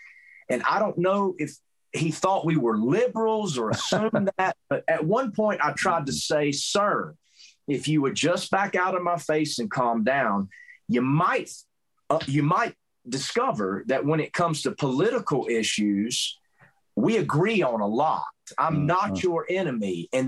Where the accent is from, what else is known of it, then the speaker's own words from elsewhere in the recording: Southern US, United States; accent: southern; I can't hide the fact that I'm not from Montana because of my southern accent.